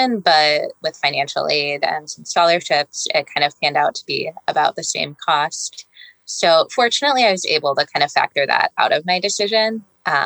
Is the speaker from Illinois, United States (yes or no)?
yes; Glen Ellyn, Illinois, United States; now in Tacoma, United States; I grew up in Glen Ellyn, Illinois, which is a west suburb of Chicago.